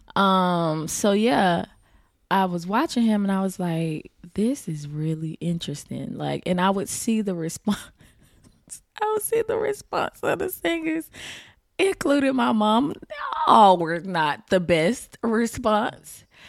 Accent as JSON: {"language": "English", "town": "Tampa", "region": "Florida", "country": "United States", "tie": "born or raised there", "also_born_or_lived": "Riverview, Florida", "said": "I grew up in Tampa"}